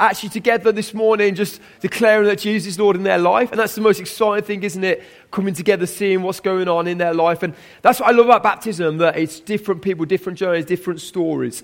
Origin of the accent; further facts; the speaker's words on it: Birmingham, West Midlands, United Kingdom; I am a Brummie